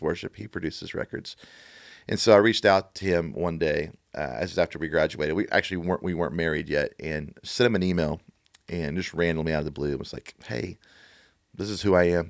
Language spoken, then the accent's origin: English; Beaumont, Texas, United States; also born or lived in Oklahoma City / Dallas; now in Nashville, United States; I, I grew up in, in a little town called Beaumont, Texas